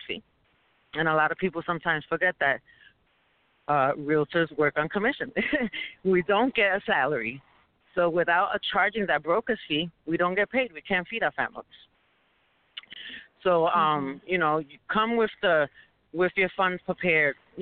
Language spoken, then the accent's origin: English; New York City, New York, United States; we're from New York City